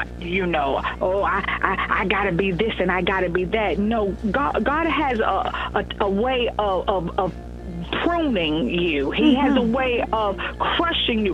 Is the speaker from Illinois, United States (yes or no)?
no; Eastern North Carolina, United States